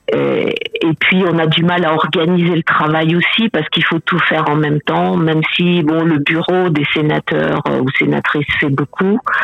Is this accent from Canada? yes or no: no; Paris, Île-de-France, France; moved away as an adult; now in Cameroon; moi j'ai grandi à Paris